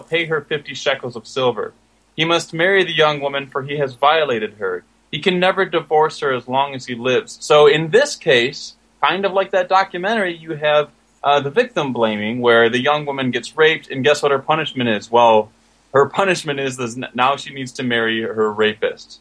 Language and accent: English; Michigan, United States; I am actually from Michigan